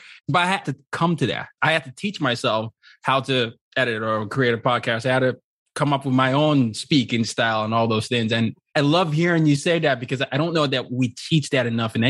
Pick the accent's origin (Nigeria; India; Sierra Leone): Nigeria; In college, I used to, well, when you grew up as a Nigerian, there are certain career options you're supposed to have.